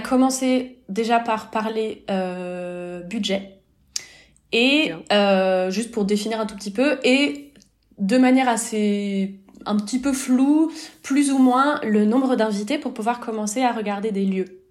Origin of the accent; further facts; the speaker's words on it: France; moved away as an adult; now in Lausanne, Switzerland; je suis française, mon mari aussi, mais on a quitté la France pour la Suisse